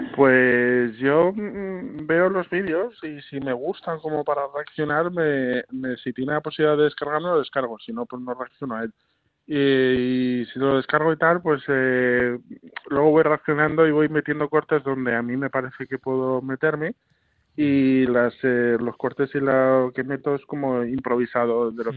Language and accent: Spanish; Asturias, Spain; yo soy norteño, soy de Asturias